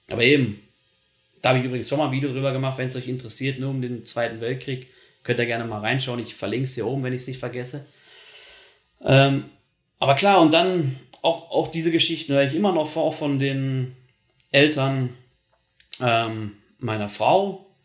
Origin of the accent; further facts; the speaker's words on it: North Rhine-Westphalia, Germany; ich komme ja aus NRW, aus Nordrhein-Westfalen, das ist in der Nähe von den Niederlanden